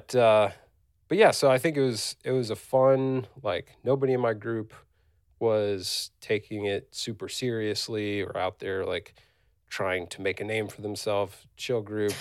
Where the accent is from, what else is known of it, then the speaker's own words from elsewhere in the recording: Virginia, United States; I'm from Virginia